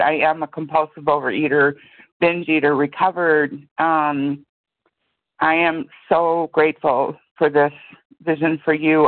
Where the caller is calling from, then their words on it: Chicago, Illinois, United States; I'm calling from Chicago, Illinois.